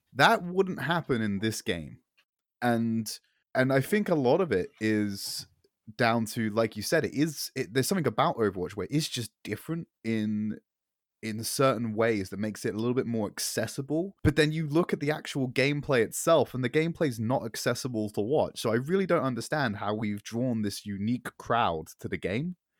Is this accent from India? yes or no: no; United Kingdom; I'm filthy Brit